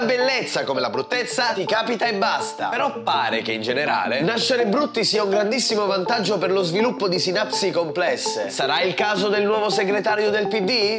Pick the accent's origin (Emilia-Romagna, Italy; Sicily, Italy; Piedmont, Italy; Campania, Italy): Sicily, Italy; Isola delle Femmine; ormai da decenni il livello di discussione nel mio paesino si è fermato alle scuole elementari